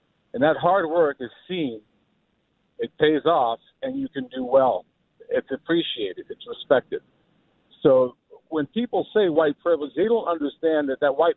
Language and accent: English; United States; I'm an American.